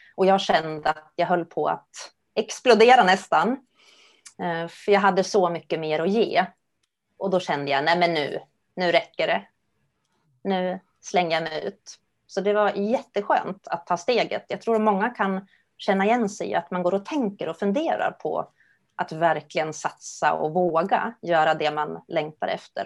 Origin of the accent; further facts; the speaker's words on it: Gävle, Gävleborg County, Sweden; now in Stockholm, Sweden; Gävle är jag uppvuxen